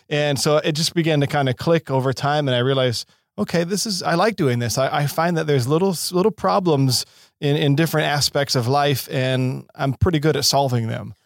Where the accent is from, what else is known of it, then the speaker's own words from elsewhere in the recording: Seattle, Washington, United States; also born or lived in San Diego / Baton Rouge, Louisiana; now in Los Angeles, United States; born and raised in Seattle